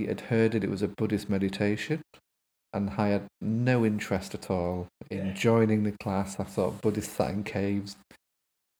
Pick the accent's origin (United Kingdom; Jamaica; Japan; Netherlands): United Kingdom; Grimsby, Yorkshire and the Humber; now in Leeds, United Kingdom; I'm from Grimsby originally, from a council estate that has been wiped off the face of the earth now